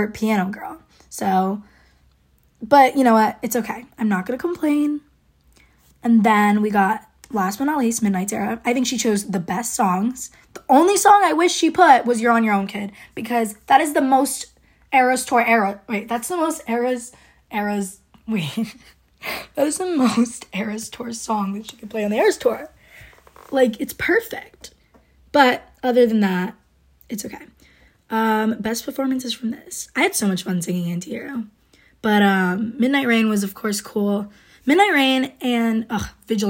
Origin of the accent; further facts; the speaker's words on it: Rhode Island, United States; I'm from Rhode Island